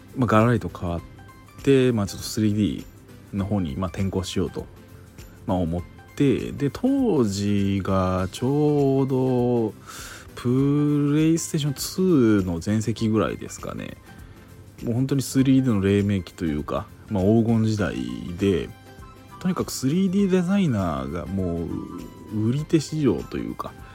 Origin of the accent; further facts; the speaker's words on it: Kansai, Japan; moved away as an adult; now in Tokyo, Japan; 関西出身なんですけれども、まあ、東京に出てきて